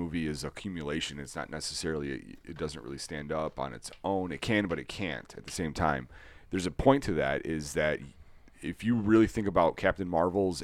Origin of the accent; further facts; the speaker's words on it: Chicago, Illinois, United States; we're all from Chicago